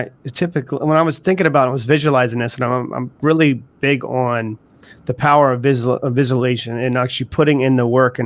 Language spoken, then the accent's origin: English; the South, United States; I was raised also in the South.